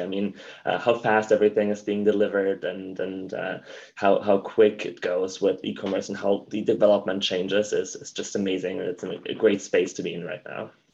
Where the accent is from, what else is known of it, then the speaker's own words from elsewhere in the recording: Germany; accent: German; English is a second language; moved away as an adult; now in United States; as you can probably tell by my accent, I'm German.